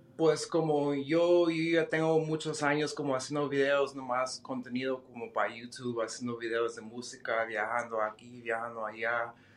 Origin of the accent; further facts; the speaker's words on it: Denver, Colorado, United States; moved away as an adult; now in Dallas, United States; yo soy de Denver, Colorado